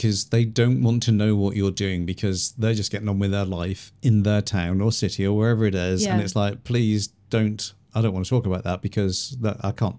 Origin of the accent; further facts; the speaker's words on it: England, United Kingdom; when I was a kid, growing up in England, we always saw New Zealand stuff.